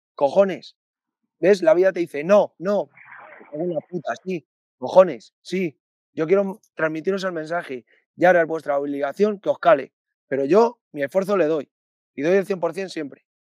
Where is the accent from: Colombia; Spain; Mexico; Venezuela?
Spain; also born or lived in Alcalá de Henares, Community of Madrid / Torrejón del Rey, Castilla-La Mancha; al principio vivía en Alcalá, luego en Torrejón del Rey